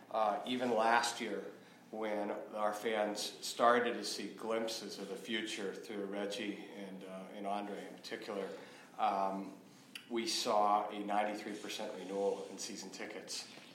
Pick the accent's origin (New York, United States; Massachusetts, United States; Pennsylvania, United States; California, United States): Pennsylvania, United States; Pittsburgh; I grew up in Pittsburgh